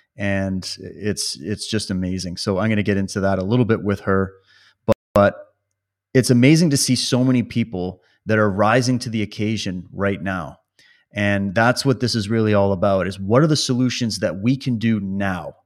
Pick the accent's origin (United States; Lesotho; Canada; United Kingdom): Canada; Saskatchewan; I grew up in Saskatchewan